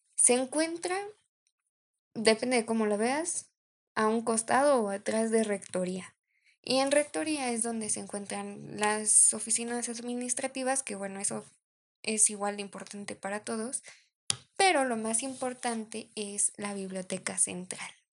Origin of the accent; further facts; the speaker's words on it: Mexico; somos mexicanos